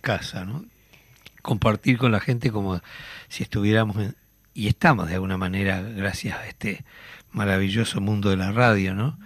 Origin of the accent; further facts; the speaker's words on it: Uruguay; como uruguayo, como oriental